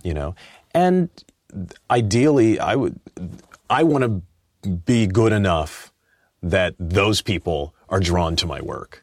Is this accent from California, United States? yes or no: yes; Inglewood, California, United States; I was raised in Inglewood, um, and, uh, my mom's from Arkansas